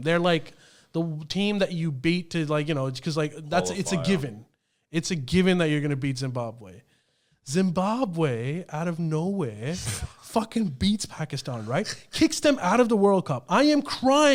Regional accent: Australia

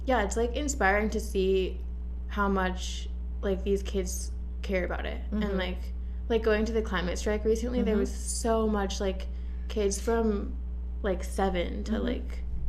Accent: Washington, United States; moved away as an adult; now in Los Angeles, United States; I'm from Washington State, where it's like very green

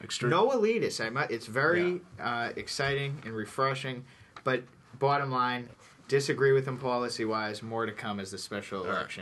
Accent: Melrose, Massachusetts, United States; I hail from Melrose, a great and exceptional city

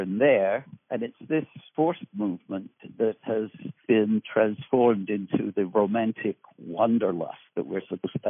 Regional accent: United Kingdom; I was born in Britain

